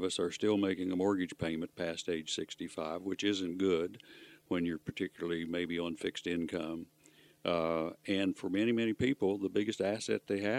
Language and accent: English; Gilmer County, West Virginia, United States; now in Concord, United States; Central part of the state, Gilmer County. Where I was born and raised was less than 50 miles from the geographic center of the state of West Virginia.